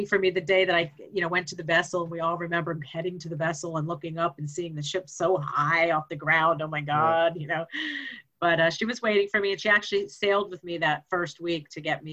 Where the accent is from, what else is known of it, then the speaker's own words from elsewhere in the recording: Pennsylvania, United States; moved away; also born or lived in Florida; I'm from Pennsylvania